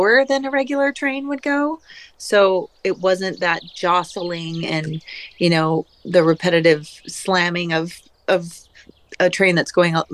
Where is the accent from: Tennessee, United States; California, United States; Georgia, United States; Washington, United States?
Washington, United States; Seattle; growing up in Seattle.